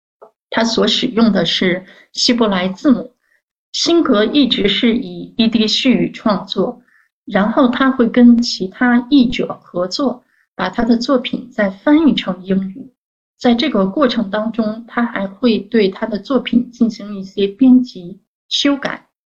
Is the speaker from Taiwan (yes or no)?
no; China; also born or lived in United States; 我是来自中国的研究犹太文学的这个学者。